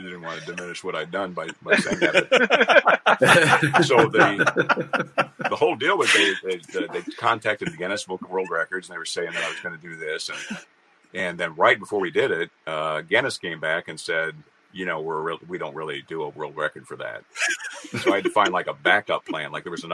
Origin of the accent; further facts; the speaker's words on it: Carmel, Indiana, United States; my hometown, which is Carmel, Indiana